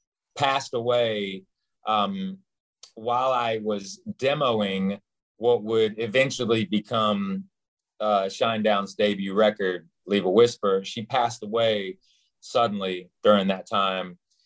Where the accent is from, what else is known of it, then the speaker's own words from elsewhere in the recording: Knoxville, Tennessee, United States; And if I go home, because I was born like in the heart of Knoxville, Tennessee, like smack dab in the middle, right off Chapman Highway, which everybody that's from Knoxville knows exactly what Chapman Highway is.